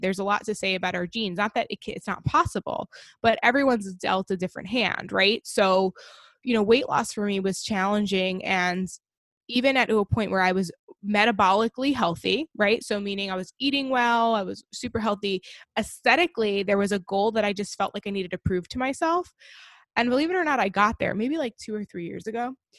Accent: Long Island, New York, United States; I grew up on Long Island, New York

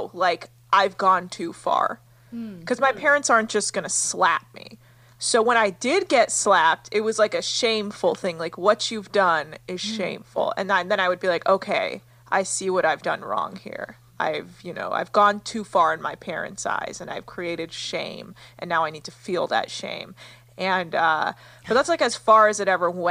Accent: United States; growing up in America

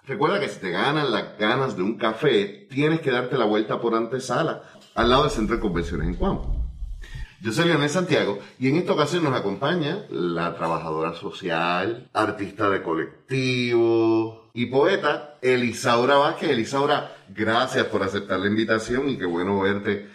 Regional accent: Puerto Rico; uno como puertorriqueño

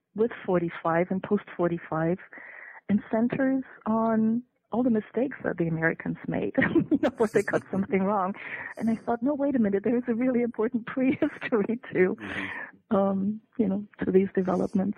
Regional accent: Germany; English is a second language; moved away as an adult; also born or lived in Detroit, United States / North Carolina, United States; now in Iowa, United States; I was born in Germany. I was grew up in Germany

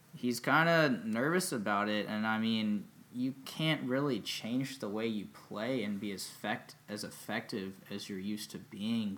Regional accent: Charlotte, North Carolina, United States; I was born in Charlotte, in 1995, born and raised

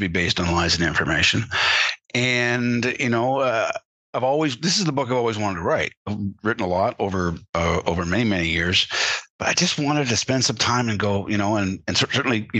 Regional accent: Canada; As a Canadian, growing up, and I was around American influences all my life. My father worked for an American corporation, you know, American news coming across from Buffalo all the time

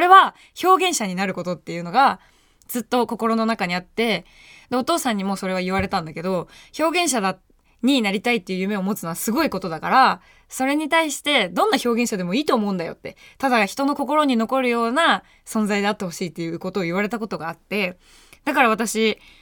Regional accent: Tokyo, Japan; 下町出身です。もう本当に暖かい地域で育っています

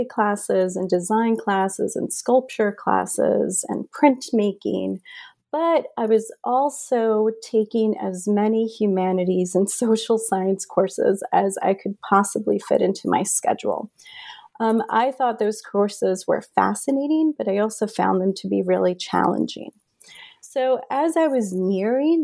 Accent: Union City, New Jersey, United States; also born or lived in Medellín, Colombia; I was born in Medellin, Colombia. I arrived to the United States with my mom when I am a year old, and we settle in Union City, New Jersey

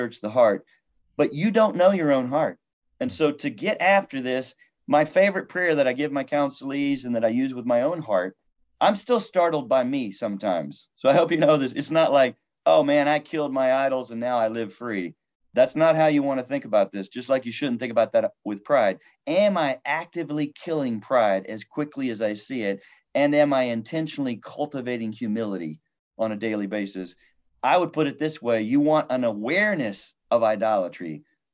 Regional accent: United States; I'm an American

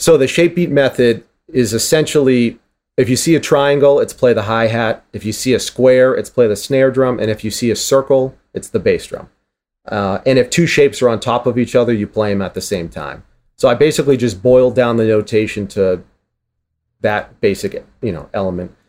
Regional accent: Boston, Massachusetts, United States; I'm from Boston

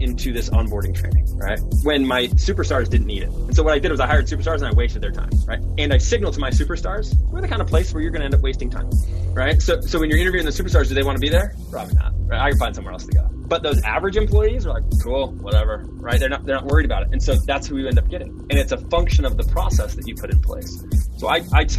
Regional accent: Independence, Missouri, United States; I grew up in Independence, Missouri. It's a suburb of Kansas City

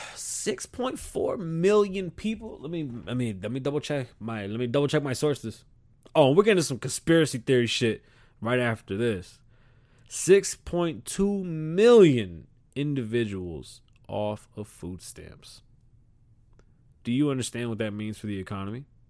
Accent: New York City, New York, United States; also born or lived in South Carolina; I'm from the South Bronx, but shit, I got roots in South Carolina

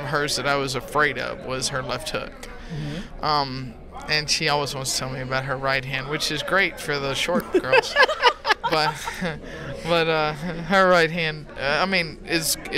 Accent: Hawaii, United States; moved away; also born or lived in Texas; I grew up in Hawaii and stuff, I'm a Texas girl.

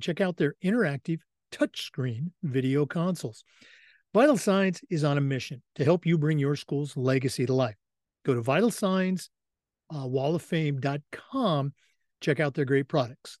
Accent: Oregon and Washington, United States; I grew up in Oregon and Washington

